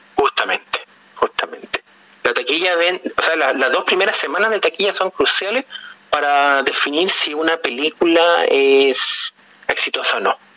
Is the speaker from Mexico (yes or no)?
no; Chile; los elementos culturales nuestros como chilenos